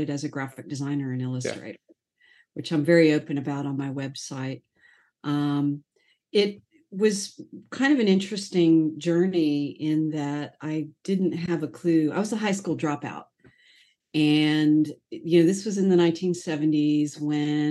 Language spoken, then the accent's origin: English; Sarasota, Florida, United States; I grew up in Sarasota